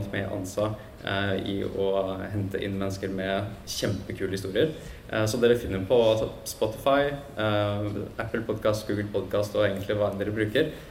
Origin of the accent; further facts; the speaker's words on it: Norway; som nordmenn så er vi ganske punktlige